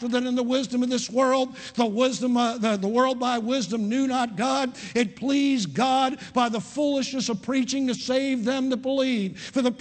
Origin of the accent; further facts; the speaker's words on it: Parkville, Maryland, United States; I was raised in outside of Baltimore, Maryland, in Parkville, in an Italian community, in an Italian American family